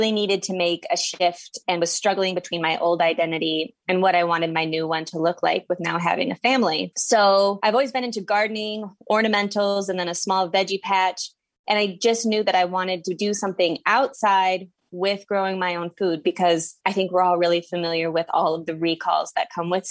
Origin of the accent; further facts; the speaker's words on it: Midwest, United States; moved away as an adult; also born or lived in central New Jersey; now in New Jersey, United States; I currently live on a six acre farm in central New Jersey, and I'm from the Midwest, but I didn't grow up in a farming family.